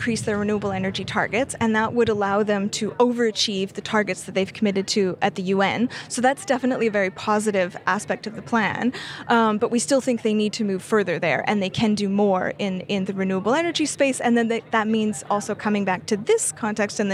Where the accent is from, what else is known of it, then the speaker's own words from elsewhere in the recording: Canada; I'm Canadian.